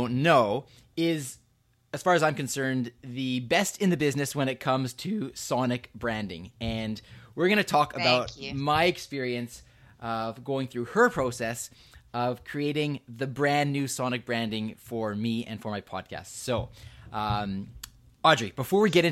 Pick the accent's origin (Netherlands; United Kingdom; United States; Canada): Canada; Vancouver, British Columbia; that's my hometown